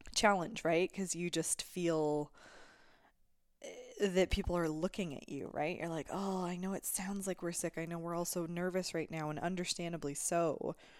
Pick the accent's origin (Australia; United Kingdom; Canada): Canada; Alberta; I come from Alberta.